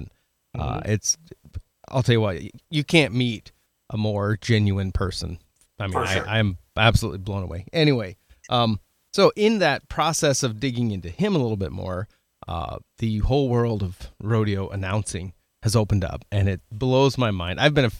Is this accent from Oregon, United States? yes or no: yes; Oregon, United States; I grew up watching rodeo in Oregon. And because I'm considerably older than you are